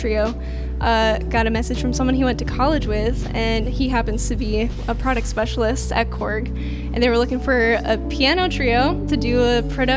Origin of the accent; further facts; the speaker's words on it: Waterbury, Connecticut, United States; moved away as an adult; also born or lived in Bedford-Stuyvesant, Brooklyn, New York; now in New York, United States; I grew up in Waterbury, Connecticut